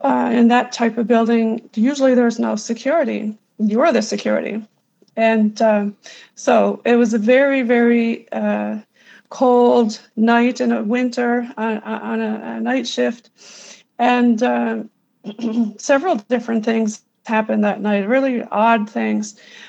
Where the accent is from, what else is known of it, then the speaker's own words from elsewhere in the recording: Newfoundland and Labrador, Canada; moved away as an adult; also born or lived in United States; I am a Newfoundlander, but I also lived in the USA for 23 years doing travel